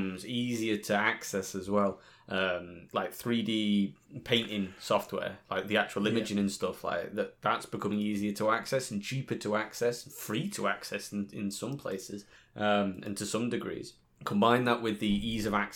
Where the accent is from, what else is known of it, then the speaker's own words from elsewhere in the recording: Yorkshire and the Humber, United Kingdom; I'm from Yorkshire.